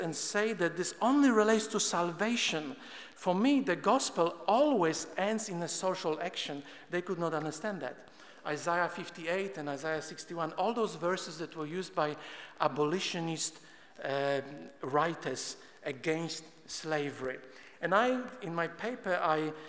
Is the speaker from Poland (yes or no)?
yes; Poland; moved away; I'm Polish by birth. I grew up in Poland and I attended atheistic communist schools